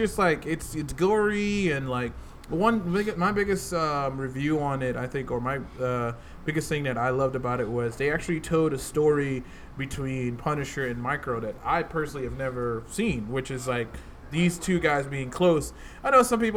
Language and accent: English; Newark, New Jersey, United States; I grew up in Newark, New Jersey